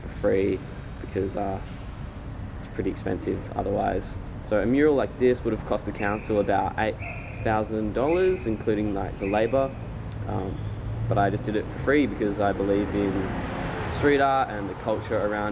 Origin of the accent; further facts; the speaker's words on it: Derby, Western Australia, Australia; I was born in Derby in Western Australia